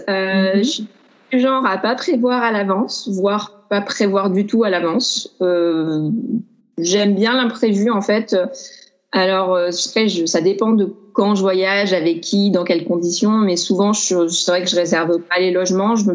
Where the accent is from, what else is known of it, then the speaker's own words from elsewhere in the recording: Grenoble, Auvergne-Rhône-Alpes, France; now in Paris, France; je suis originaire de Grenoble, j'ai pas mal bougé. En ce moment, j'habite à Paris